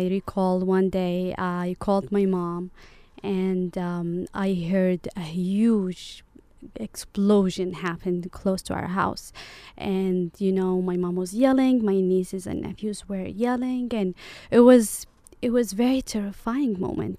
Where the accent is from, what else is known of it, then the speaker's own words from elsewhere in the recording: Yemen; moved away as an adult; now in Orange County, United States; part of me lives in Yemen